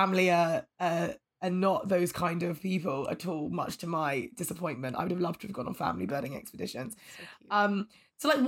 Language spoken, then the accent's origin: English; London, United Kingdom; I'm a Londoner